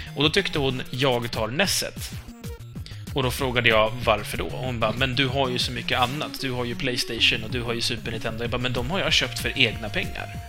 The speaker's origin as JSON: {"language": "Swedish", "town": "Stockholm", "region": "Stockholm County", "country": "Sweden", "accent": "Stockholm Swedish (a little)", "said": "Vi är inte stockholmska, eller jag är väl kanske lite"}